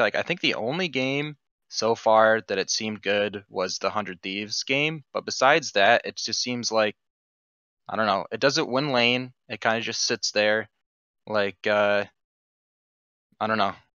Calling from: Chapel Hill, North Carolina, United States; I'm calling from Chapel Hill, North Carolina

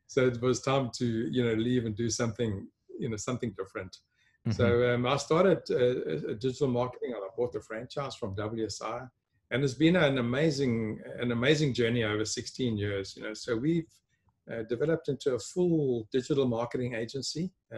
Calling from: Sedgefield, Western Cape, South Africa; Well, today, Gerard, I'm connecting from a small town. It's actually called Slowtown, Sedgefield in Western Cape in South Africa. I normally live in Johannesburg

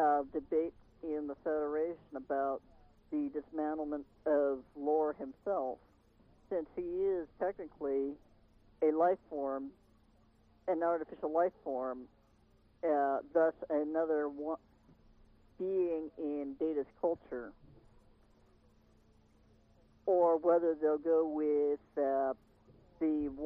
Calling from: Granada Hills, California, United States; from Granada Hills.

